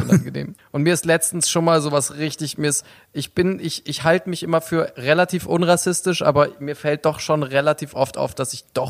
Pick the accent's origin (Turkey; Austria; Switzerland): Turkey; als Türke